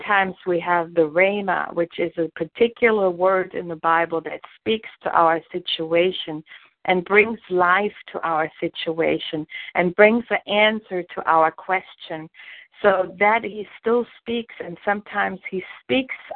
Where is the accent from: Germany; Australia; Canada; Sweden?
Germany; born or raised there; English is a second language; moved away as an adult; also born or lived in New Jersey; now in Jacksonville, United States